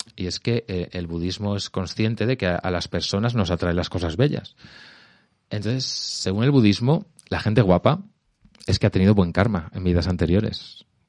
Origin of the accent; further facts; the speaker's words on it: Albacete, Castilla-La Mancha, Spain; now in Madrid, Spain; Yo soy de Albacete.